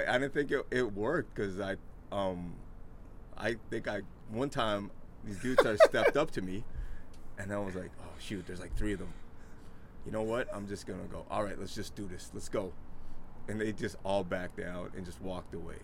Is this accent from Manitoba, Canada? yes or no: yes; Winnipeg, Manitoba, Canada; also born or lived in Mansfield, Ohio, United States; now in Vancouver, Canada; I grew up in like Winnipeg, one of the coldest cities in Canada